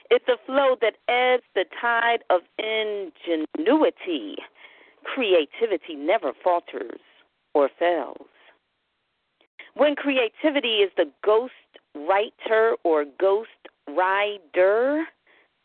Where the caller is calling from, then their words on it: Philadelphia, Pennsylvania, United States; I'm calling from the city of brotherly love, otherwise known as Philadelphia.